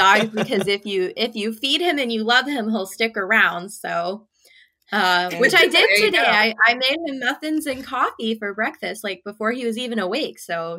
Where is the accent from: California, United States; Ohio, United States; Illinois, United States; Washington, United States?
Illinois, United States; moved away as an adult; also born or lived in Nebraska; now in Mississippi, United States; we grew up in the Midwest in Illinois. Mm-hmm. We lived in Nebraska for 6 years.